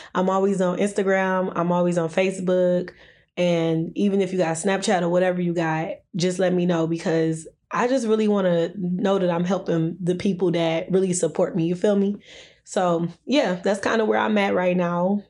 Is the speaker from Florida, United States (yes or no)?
no; Detroit, Michigan, United States; also born or lived in Downriver, Michigan; growing up in Detroit